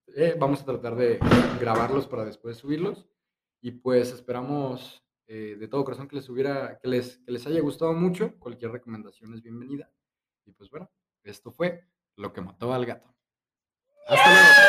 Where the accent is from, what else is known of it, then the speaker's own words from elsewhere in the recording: Guadalajara, Jalisco, Mexico; nosotros somos de Guadalajara y aquí Chapala